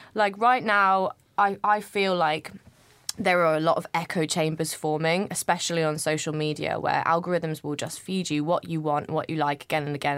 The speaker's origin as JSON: {"language": "English", "country": "United Kingdom", "tie": "born or raised there", "said": "I'm not from London. I grew up in, just outside of London, but it's te, technically the country."}